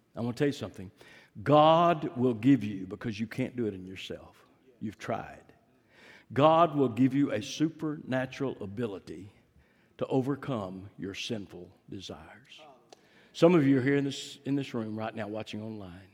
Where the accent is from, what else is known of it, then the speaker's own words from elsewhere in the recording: Fort Worth, Texas, United States; I grew up in Fort Worth, East Fort Worth.